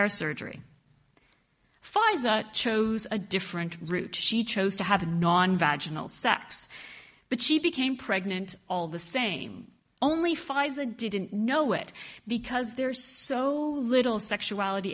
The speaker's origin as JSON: {"language": "English", "country": "Canada", "tie": "born or raised there", "said": "I am half Egyptian, I am Muslim, but I grew up in Canada, very far from my Arab roots."}